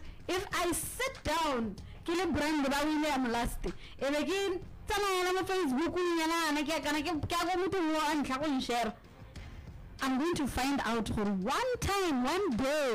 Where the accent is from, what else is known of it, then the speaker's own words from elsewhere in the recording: Botswana; I'm from Botswana